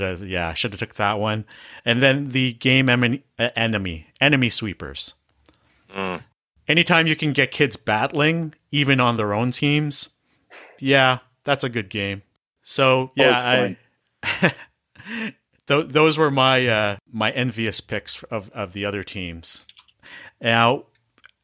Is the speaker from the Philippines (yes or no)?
no; Toronto, Ontario, Canada; I'm from Scarborough.